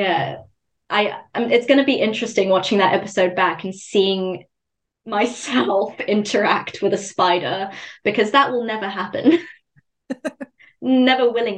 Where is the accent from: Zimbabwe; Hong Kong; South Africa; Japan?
Zimbabwe; I grew up in Zimbabwe as well